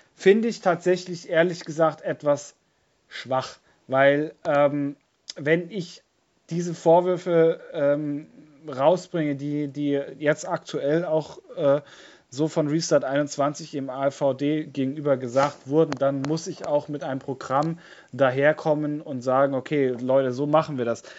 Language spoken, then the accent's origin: German; Bavaria, Germany; bei uns in Bayern